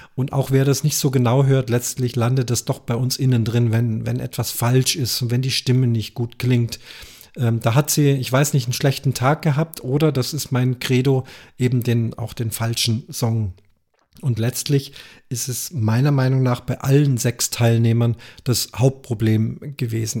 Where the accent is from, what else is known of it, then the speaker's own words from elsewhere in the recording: Munich, Bavaria, Germany; Ich selber bin Münchner